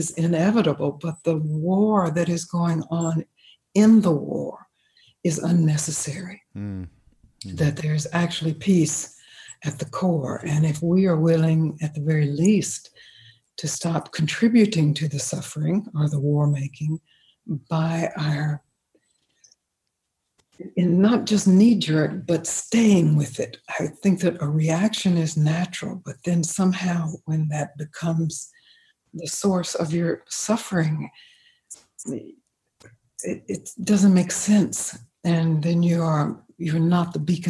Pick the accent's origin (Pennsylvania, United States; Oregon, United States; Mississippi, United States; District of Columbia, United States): Mississippi, United States; I grew up in the South, in Mississippi.